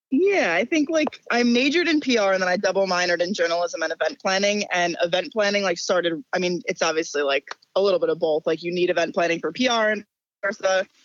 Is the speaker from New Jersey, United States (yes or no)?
yes; Ridgewood, New Jersey, United States; my hometown in Ridgewood, New Jer-